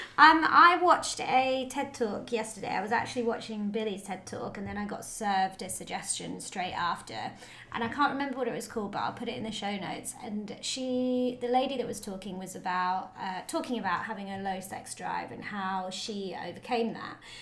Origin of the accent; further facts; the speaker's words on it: United Kingdom; being British